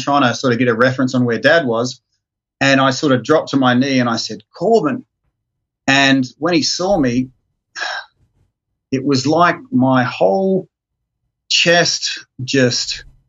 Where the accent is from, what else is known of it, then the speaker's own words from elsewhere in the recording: Brisbane, Queensland, Australia; I go back to my hometown with my wife